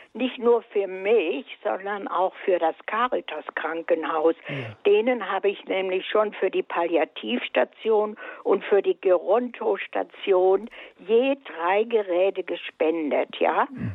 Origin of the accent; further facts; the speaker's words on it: Bad Mergentheim, Baden-Württemberg, Germany; aus Bad Mergentheim